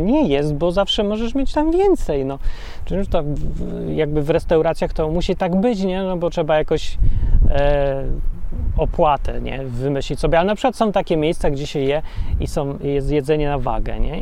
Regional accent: Poland; Ja się wychowałem w bloku PRL-owskim

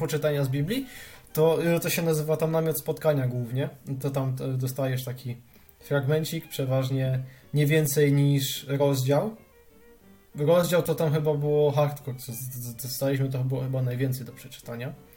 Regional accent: Silesian Voivodeship, Poland; ja jestem ze Śląska

